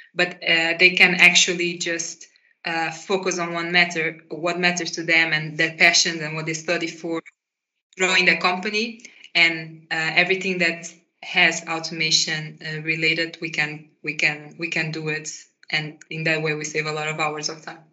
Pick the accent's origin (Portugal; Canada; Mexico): Portugal; moved away as an adult; now in Netherlands; I grew up in Portugal and I started to study uh, with my bachelor's here in Netherlands